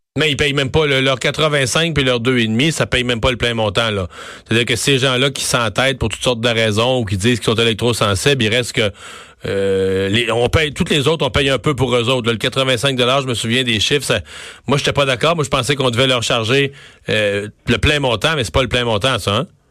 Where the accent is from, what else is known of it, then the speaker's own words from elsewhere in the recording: Bas-Saint-Laurent, Quebec, Canada; un petit village dans, chez nous dans le Bas-Saint-Laurent